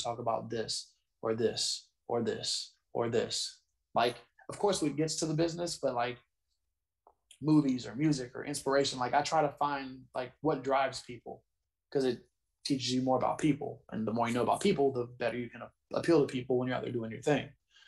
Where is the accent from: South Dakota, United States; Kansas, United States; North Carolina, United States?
North Carolina, United States; born there; And I was born in North Carolina, so I like it's special anytime I get to wrestle in North Carolina